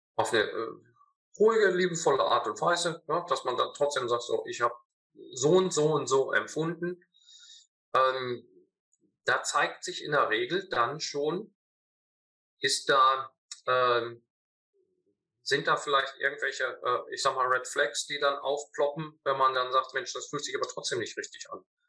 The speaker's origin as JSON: {"language": "German", "region": "North Rhine-Westphalia", "country": "Germany", "said": "Ich komme zwar äh, aus Ostwestfalen"}